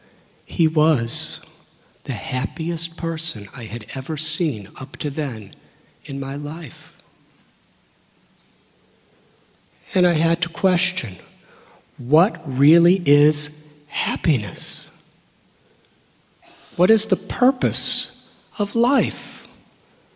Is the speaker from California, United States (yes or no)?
no; Northern Illinois, United States; moved away as an adult; I was born and raised in Northern Illinois